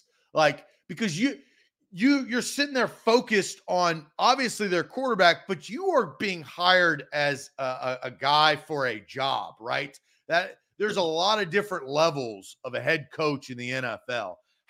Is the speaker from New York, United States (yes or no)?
no; Tennessee, United States; I actually was born and raised in Tennessee. I live in Tennessee now